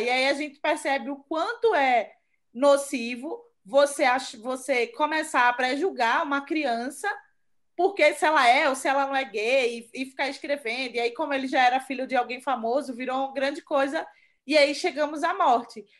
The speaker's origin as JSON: {"language": "Portuguese", "town": "Recife", "region": "Pernambuco", "country": "Brazil", "moved": "as an adult", "lives_now": "São Paulo, Brazil", "said": "eu sou de Recife, eu moro aqui quatro anos"}